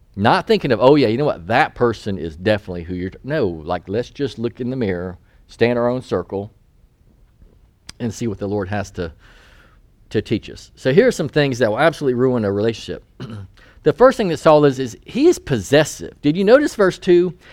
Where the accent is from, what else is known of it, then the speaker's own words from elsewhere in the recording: North Carolina, United States; moved away as an adult; I'm from North Carolina